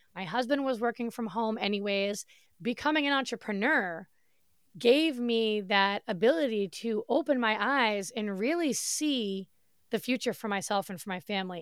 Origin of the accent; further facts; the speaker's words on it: Massachusetts, United States; moved away as an adult; now in Florida, United States; I grew up in Massachusetts. I lived there for thirty-five years of my life